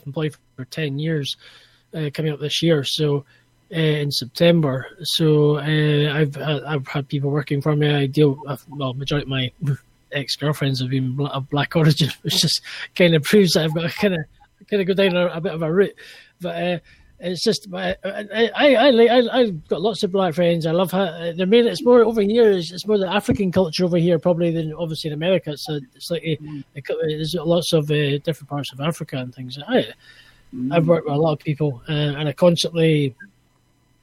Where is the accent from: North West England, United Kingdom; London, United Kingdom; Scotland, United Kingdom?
Scotland, United Kingdom; I'm from Scotland